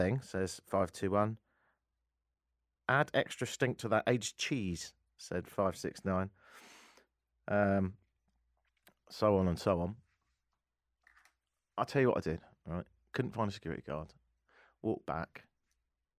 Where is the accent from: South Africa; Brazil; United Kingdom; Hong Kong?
United Kingdom; now in Toronto, Canada; I'm British